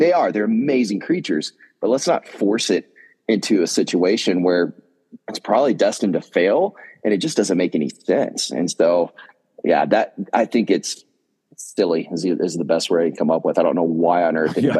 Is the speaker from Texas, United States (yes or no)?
yes; Northeast Texas, United States; I grew up in Northeast Texas